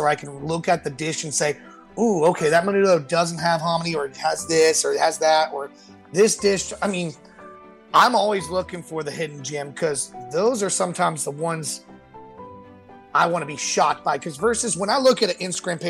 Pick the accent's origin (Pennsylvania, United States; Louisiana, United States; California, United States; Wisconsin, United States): Louisiana, United States; New Orleans; growing up in New Orleans